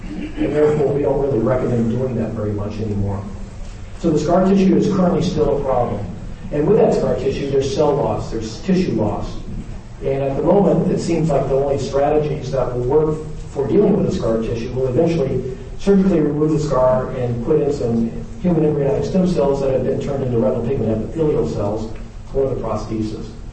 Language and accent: English; the South, United States; I'm from the South